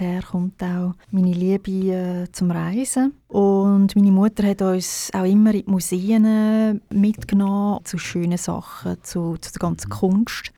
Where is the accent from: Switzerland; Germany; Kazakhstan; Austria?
Switzerland; Baden, Aargau; moved away as an adult; also born or lived in Zurich / Birmensdorf; Ich bin in Baden geboren und aufgewachsen und auch in der Schule.